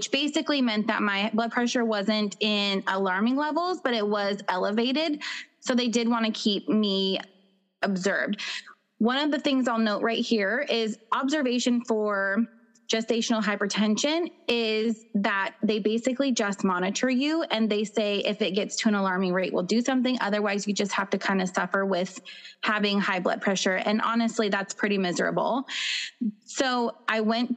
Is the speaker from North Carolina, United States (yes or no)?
no; Pacific Northwest, Washington, United States; I'm from the Pacific Northwest. So in Washington State